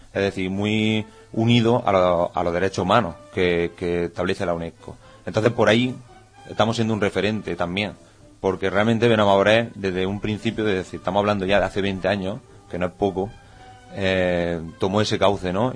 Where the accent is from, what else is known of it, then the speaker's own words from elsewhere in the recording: Benamaurel, Andalusia, Spain; moved away; Una cosa que tenemos muy importante, los benamauralenses, es que allá donde vamos, eh, poca gente reniega de su pueblo